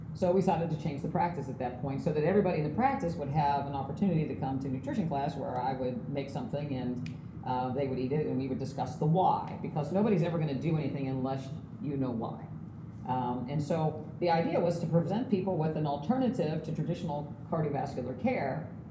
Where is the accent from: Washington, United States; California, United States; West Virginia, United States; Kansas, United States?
West Virginia, United States; moved away; I'm from West Virginia